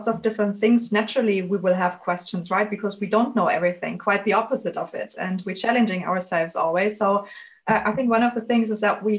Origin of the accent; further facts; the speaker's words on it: Germany; moved away; also born or lived in Ireland / London, United Kingdom; born and raised in Germany, but very soon I also went abroad.